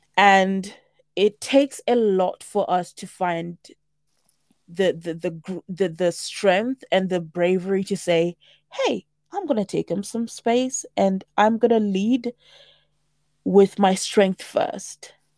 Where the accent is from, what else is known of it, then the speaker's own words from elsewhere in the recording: St Albans, East of England, United Kingdom; also born or lived in Zimbabwe / South Africa; I am twenty-nine and I'm from Saint Albans. I am a proud African woman by way of Zimbabwe with South African heritage